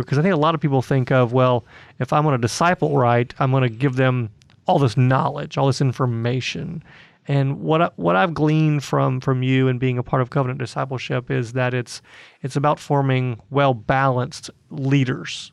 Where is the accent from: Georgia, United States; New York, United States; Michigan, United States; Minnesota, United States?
Georgia, United States; Atlanta; in Atlanta, uh, my hometown